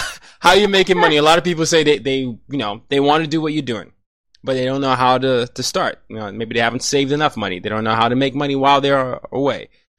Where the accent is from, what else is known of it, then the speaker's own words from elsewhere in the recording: Nigeria; now in United States; Every time I go back to Nigeria, everybody wants to hear my accent because I sound different from the typical Nigerian.